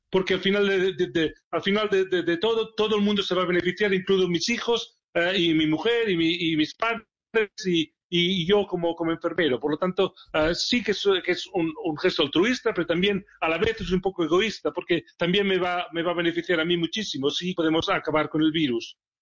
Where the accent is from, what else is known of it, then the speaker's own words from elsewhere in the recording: Barcelona, Catalonia, Spain; moved away as an adult; also born or lived in Sheffield; now in England, United Kingdom; Barcelona, es mi ciudad natal